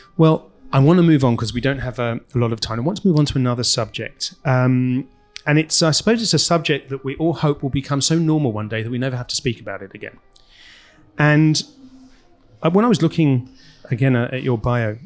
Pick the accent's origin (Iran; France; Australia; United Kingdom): United Kingdom; England; moved away; also born or lived in Los Angeles, United States; I grew up in England right next to a golf club that wouldn't let Jews